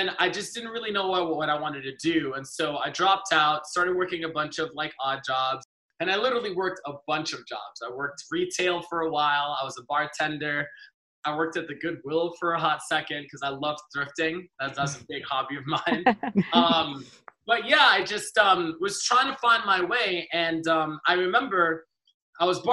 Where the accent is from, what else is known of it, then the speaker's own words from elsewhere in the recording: Los Angeles, California, United States; also born or lived in Trinidad and Tobago; I grew up